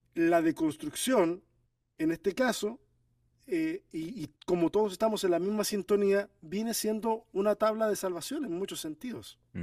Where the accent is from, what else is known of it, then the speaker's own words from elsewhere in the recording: Chile; also born or lived in Argentina; chileno por decisión, porque yo nací en Argentina. Pero toda mi familia es de Chile, me crié en Chile